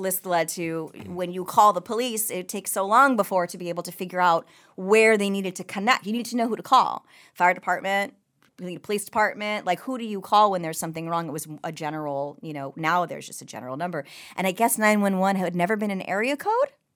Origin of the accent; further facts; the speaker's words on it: New York, United States; now in Simi Valley, United States; I'm a New Yorker